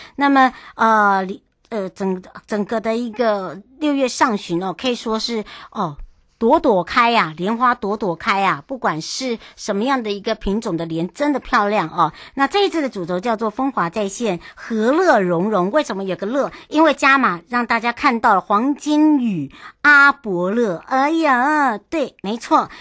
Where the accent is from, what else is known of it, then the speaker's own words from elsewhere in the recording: Yuli, Hualien County, Taiwan; moved away; 我的故乡花莲